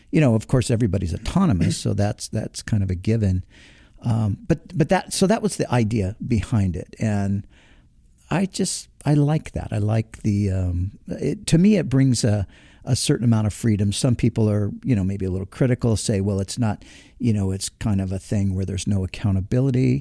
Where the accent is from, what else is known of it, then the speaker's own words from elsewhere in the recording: Southern California, United States; somebody who is born and raised in Southern California